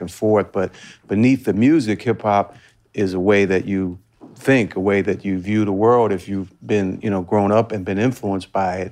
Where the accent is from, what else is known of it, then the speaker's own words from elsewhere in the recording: Washington, District of Columbia, United States; I'm born and raised in Washington, D C. Um, so I grew up, uh, in the city